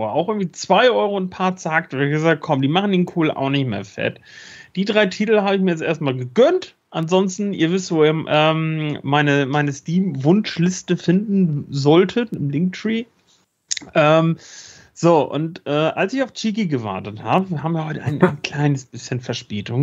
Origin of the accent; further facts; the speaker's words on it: Schleswig-Holstein, Germany; bei uns in Schleswig-Holstein